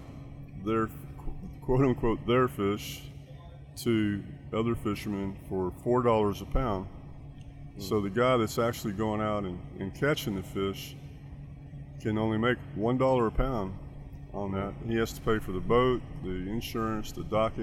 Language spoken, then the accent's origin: English; Texas, United States; I'm from Texas